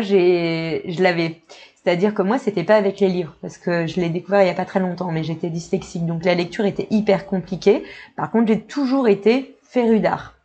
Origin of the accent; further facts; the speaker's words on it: Le Havre, Normandy, France; moved away; also born or lived in Montpellier; je viens du Havre à la base